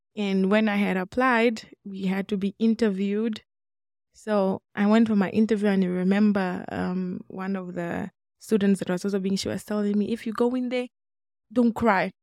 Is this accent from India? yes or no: no; Namibia; moved away as an adult; also born or lived in Democratic Republic of the Congo; now in Boise, United States; I am born in Congo, but I was raised in Namibia.